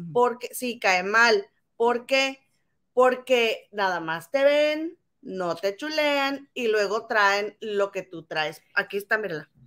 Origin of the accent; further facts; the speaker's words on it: Monterrey, Nuevo León, Mexico; now in London, United Kingdom; Somos inventadas, somos de Monterrey, la tierra de las inventadas